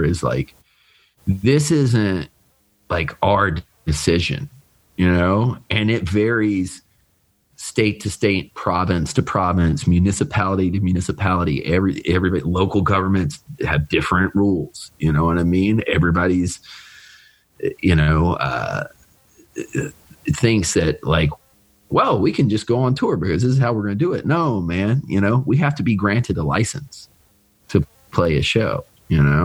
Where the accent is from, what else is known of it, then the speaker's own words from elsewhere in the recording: Richmond, Virginia, United States; Richmond, from my hometown